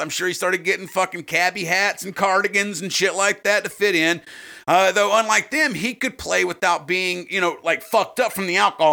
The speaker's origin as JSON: {"language": "English", "country": "United States", "said": "we're obviously from America."}